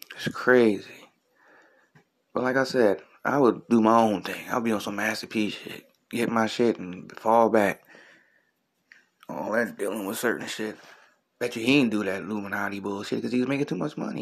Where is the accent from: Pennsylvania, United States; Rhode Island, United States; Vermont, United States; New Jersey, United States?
Pennsylvania, United States; Philadelphia; I'm from Philly